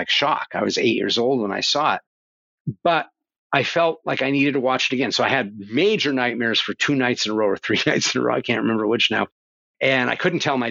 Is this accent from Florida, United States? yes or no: no; northeastern Pennsylvania, United States; I grew up in the coal mines of Pennsylvania. It was in northeastern Pennsylvania in a coal mine town.